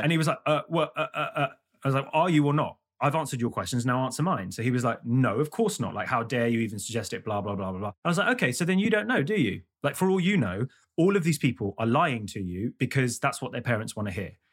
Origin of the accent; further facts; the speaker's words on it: London, United Kingdom; I grew up in London